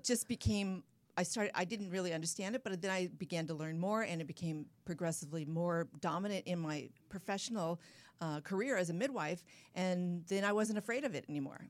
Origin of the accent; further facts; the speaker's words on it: San Clemente, California, United States; down in my hometown, San Clemente, California